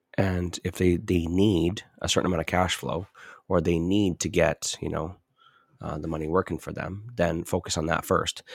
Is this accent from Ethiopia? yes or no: no; Edmonton, Alberta, Canada; I'm from Edmonton